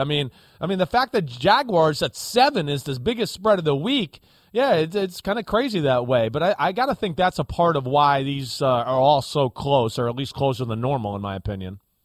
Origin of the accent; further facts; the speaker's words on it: New Jersey, United States; I'm blonde and from New Jersey